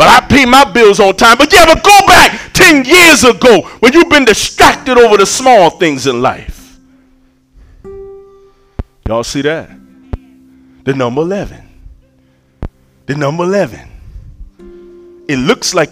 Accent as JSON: {"language": "English", "area": "Shulerville", "region": "South Carolina", "country": "United States", "said": "I'm from Shulaville"}